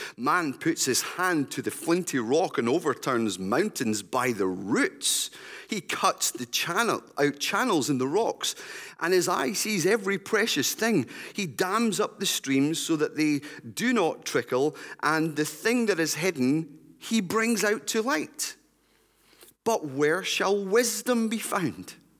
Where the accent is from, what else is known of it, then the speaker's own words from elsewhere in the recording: West Lothian, Scotland, United Kingdom; I grew up in West Lothian.